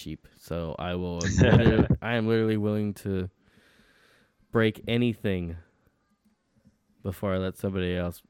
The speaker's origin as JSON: {"language": "English", "country": "United States", "said": "we're fucking American."}